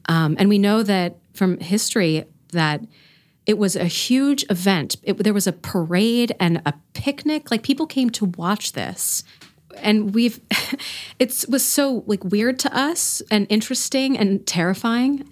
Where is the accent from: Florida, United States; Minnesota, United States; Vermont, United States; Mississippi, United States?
Florida, United States; moved away as an adult; also born or lived in Indiana / Bethlehem, Pennsylvania; now in Reading, United States; I am not from here. I grew up in Florida.